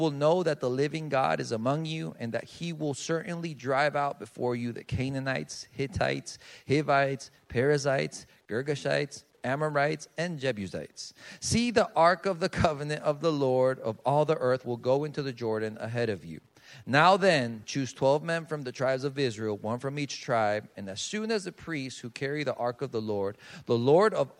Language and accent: English; Colombia; moved away; I'm from Colombia. That's where I was born and raised.